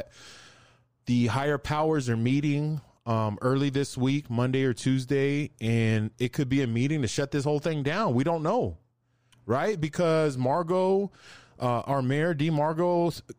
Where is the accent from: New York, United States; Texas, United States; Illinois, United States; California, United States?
Texas, United States; El Paso; we grew up with in the Northeast